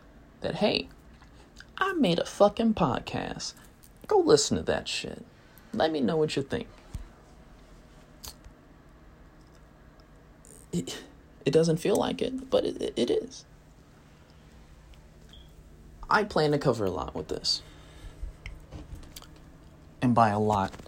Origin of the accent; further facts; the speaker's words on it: United States; I'm English, I'm American